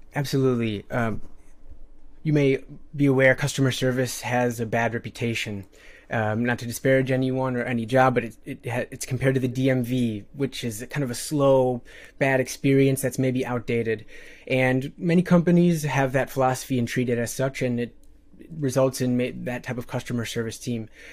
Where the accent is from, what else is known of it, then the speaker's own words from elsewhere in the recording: Midwest, United States; born and raised in the Midwest